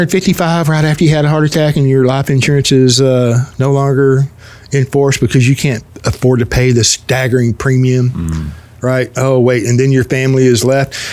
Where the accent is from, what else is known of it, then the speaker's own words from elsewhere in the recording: United States; yes, it's called being an American.